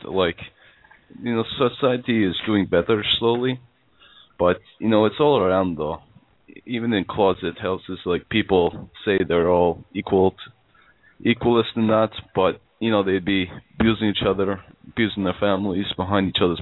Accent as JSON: {"language": "English", "country": "Canada", "said": "I'm from Canada"}